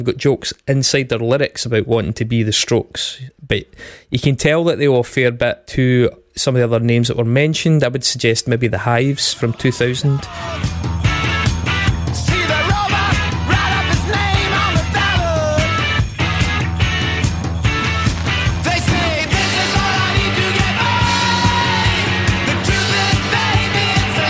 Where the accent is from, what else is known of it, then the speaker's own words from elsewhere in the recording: United Kingdom; we're British.